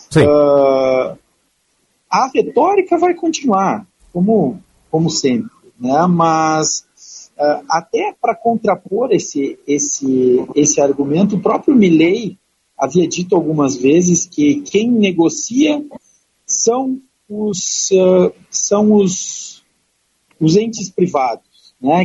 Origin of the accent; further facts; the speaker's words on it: Brazil; enquanto brasileiros